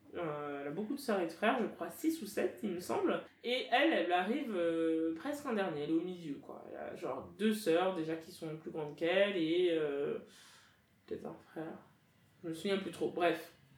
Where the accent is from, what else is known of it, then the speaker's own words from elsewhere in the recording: France; je suis française de nationalité, j'ai grandi en France, etc. Mais mes parents sont camerounais